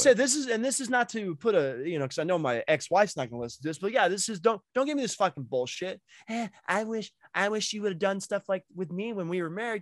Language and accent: English; Massachusetts, United States; now in Indiana, United States; I grew up in Mass and we had turnpikes in Mass